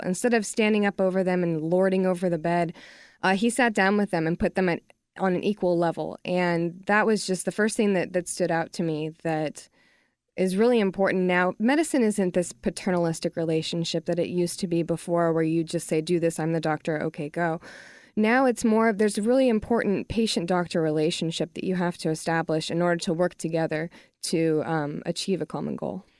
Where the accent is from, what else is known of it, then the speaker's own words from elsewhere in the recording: Texas, United States; I'm from Texas, and I know that living here